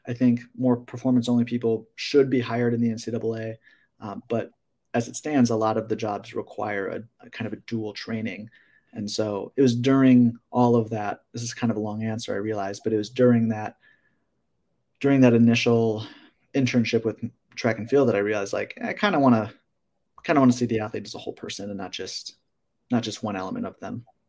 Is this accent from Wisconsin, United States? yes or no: yes; Wisconsin, United States; now in Arizona, United States; I'm from Wisconsin